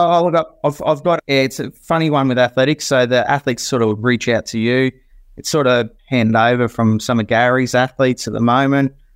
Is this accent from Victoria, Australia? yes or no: no; Queensland, Australia; also born or lived in Port Adelaide; born and bred in Queensland